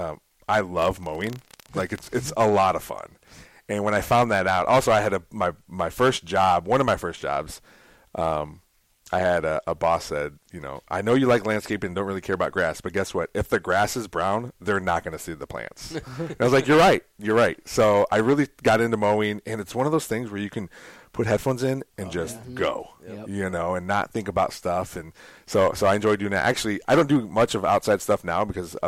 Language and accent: English; Toledo, Ohio, United States; I grew up in Toledo.